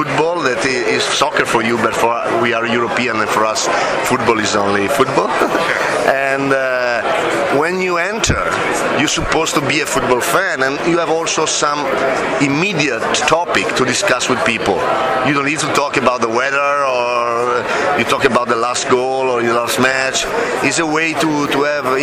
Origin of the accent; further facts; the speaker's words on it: Italy; from Italy.